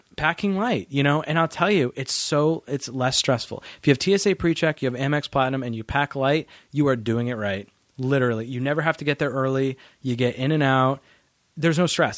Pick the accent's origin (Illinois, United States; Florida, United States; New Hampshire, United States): New Hampshire, United States; also born or lived in Massachusetts; I grew up in New Hampshire